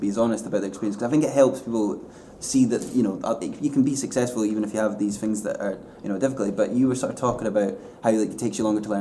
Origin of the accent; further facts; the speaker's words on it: Fife, Scotland, United Kingdom; my first big job in TV was set in my hometown. And I'm from Fife